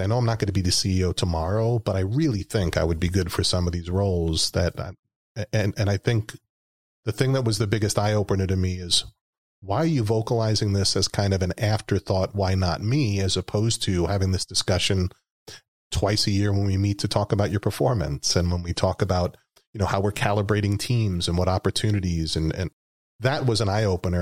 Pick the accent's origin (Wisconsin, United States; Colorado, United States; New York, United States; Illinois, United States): New York, United States; moved away as an adult; that's my home state. That's where I was born and raised